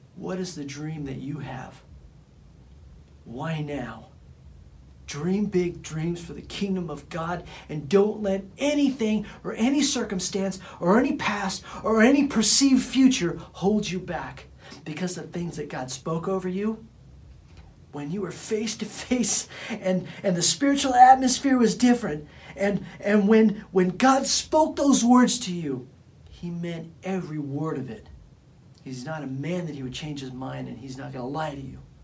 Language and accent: English; Bakersfield, California, United States; I come from Bakersfield, California, and the people that knew me from back in the days, they knew me as just some punk kid from Bakersfield, California